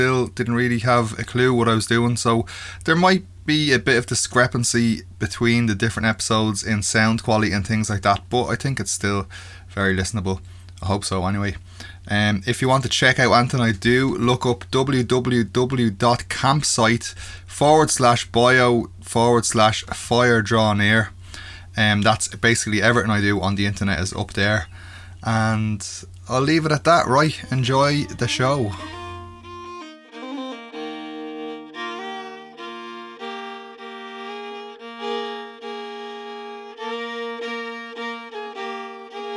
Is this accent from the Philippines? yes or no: no; Ireland; being Irish